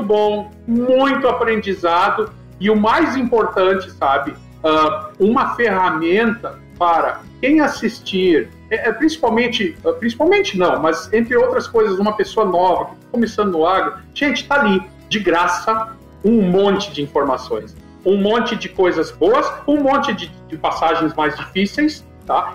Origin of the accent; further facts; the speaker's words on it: Santa Cruz do Sul, Rio Grande do Sul, Brazil; moved away as an adult; also born or lived in Santa Maria / Goiás; Santa Cruz do Sul, que é a minha cidade natal